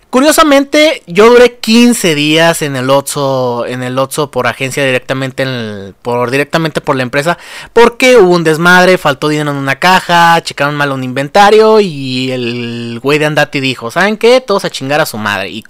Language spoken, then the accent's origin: Spanish; Mexico; Porque somos mexicanos y los mexicanos somos corruptos